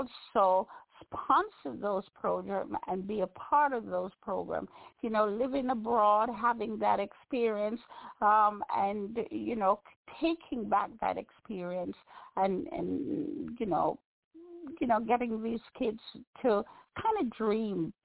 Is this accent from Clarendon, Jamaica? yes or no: no; Bog Walk, Saint Catherine, Jamaica; Being Jamaican, being a little barefoot girl who usually sell on the bog walk road